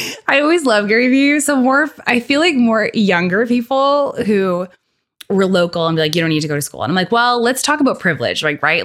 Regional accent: Winnipeg, Manitoba, Canada; growing up in the North End

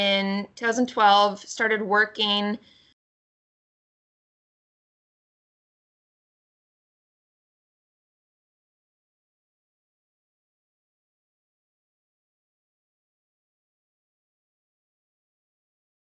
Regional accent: Pennsylvania, United States; I'm originally from Pennsylvania. I still live in Pennsylvania, in Pittsburgh at the moment.

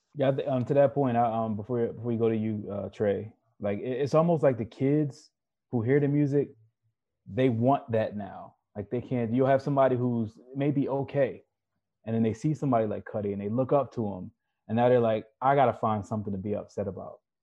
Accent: Baltimore, Maryland, United States; now in Southern California, United States; where I grew up in Baltimore City

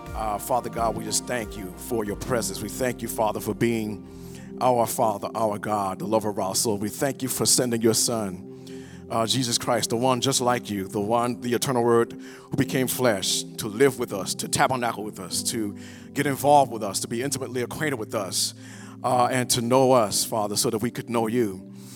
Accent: the South, United States; I'm from the South. You know, we, we have talk in church.

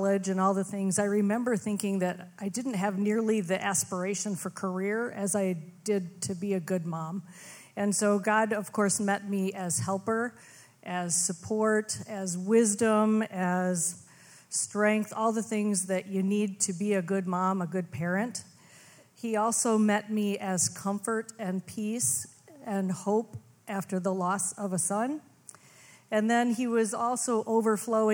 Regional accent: Fort Atkinson, Wisconsin, United States; moved away; I am originally from Fort Atkinson, Wisconsin

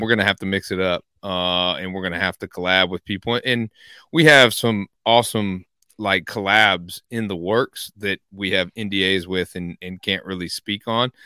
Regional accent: Evansville, Indiana, United States; growing up in Evansville

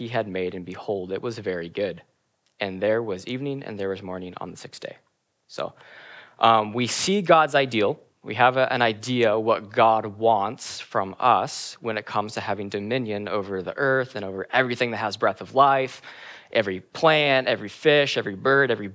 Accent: Kenny Lake, Alaska, United States; I grew up in Kinney Lake, Alaska for a lot of my life.

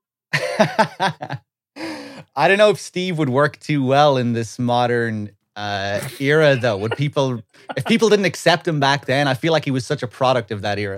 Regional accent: west of Ireland, Ireland; moved away as an adult; now in London, United Kingdom; I lived my whole life in Ireland, west of Ireland.

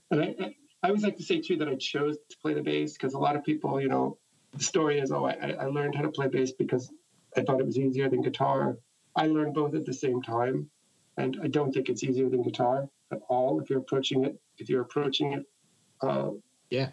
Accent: New York City, New York, United States; also born or lived in Jackson Heights, Queens; I'm from Queens

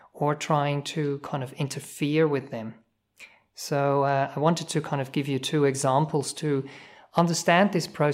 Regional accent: Switzerland; English is a second language; moved away as an adult; also born or lived in New Zealand

